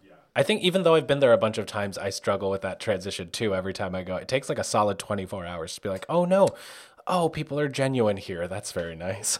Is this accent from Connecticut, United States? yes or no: no; New York, United States; first language Spanish; English is a second language; I grew up in New York